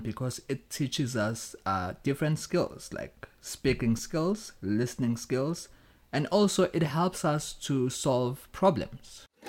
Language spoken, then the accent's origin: English; Durban, KwaZulu-Natal, South Africa; moved away; I come from South Africa. I grew up in a poor family in Umlazi Township.